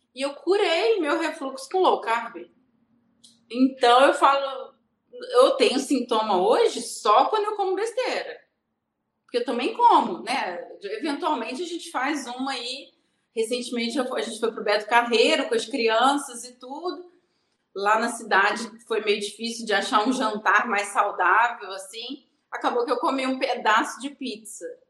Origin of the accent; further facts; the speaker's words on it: Rio de Janeiro, Brazil; moved away as an adult; now in Belo Horizonte, Brazil; sou carioca, mas moro em Minas Gerais agora. Casei com mineiro e vim para Belo Horizonte